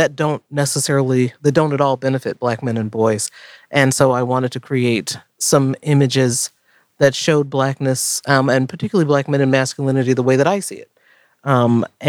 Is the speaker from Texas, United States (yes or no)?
no; Florida, United States; I was born in Florida. My family's from the South